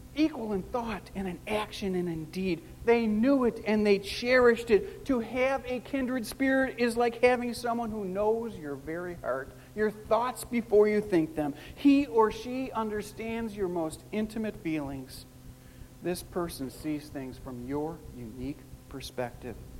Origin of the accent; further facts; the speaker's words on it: Chicago, Illinois, United States; I'm a Chicagoan by birth